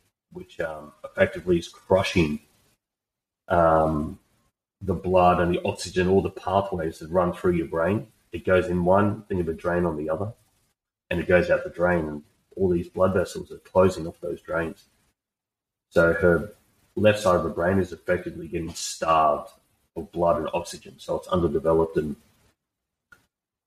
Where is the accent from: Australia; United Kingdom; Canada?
Australia; I'm just an Aussie bloke